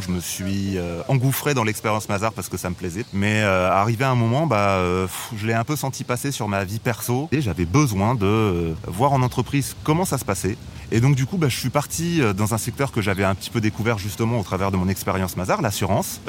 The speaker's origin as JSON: {"language": "French", "town": "Bordeaux", "region": "Nouvelle-Aquitaine", "country": "France", "tie": "born or raised there", "also_born_or_lived": "Paris", "moved": "as an adult", "said": "je suis originaire de Bordeaux."}